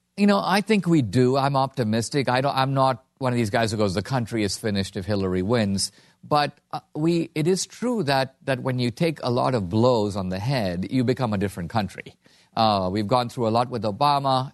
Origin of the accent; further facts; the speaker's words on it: India; now in United States; I'm from India, a country run by gangs